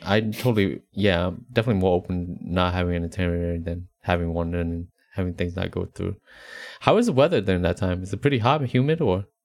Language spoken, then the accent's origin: English; Appalachian Mountains, East Coast, United States; now in Texas, United States; growing up on the East Coast, you know, in the, uh, Appalachian Mountains